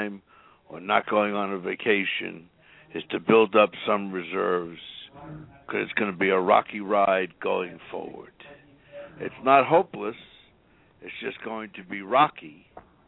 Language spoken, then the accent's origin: English; New York City, New York, United States; moved away as an adult; now in Houston, United States; I was born and raised in New York City and went to New York University with Don Mazzella